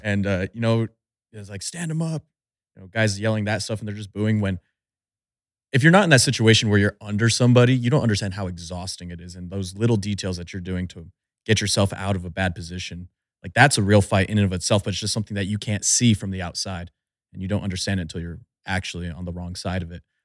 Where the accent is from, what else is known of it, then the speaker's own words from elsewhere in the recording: Albuquerque, New Mexico, United States; I'm from the Albuquerque area